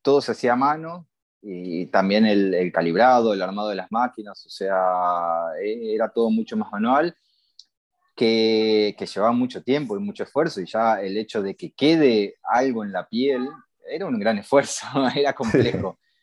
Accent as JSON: {"language": "Spanish", "region": "Buenos Aires", "country": "Argentina", "tie": "born or raised there", "moved": "yes", "lives_now": "Barcelona, Spain", "said": "yo nací en Buenos Aires, Argentina"}